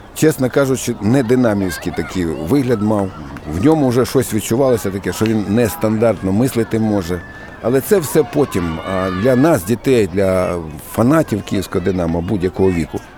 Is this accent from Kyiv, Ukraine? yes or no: yes; Kyiv, Ukraine; я народився і виріс під Черепановою горою, під стадіоном.